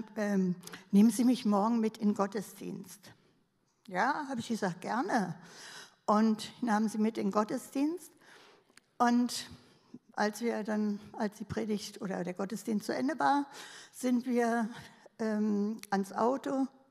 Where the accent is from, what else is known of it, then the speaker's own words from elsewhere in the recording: Berlin, Germany; ich bin ja Berlinerin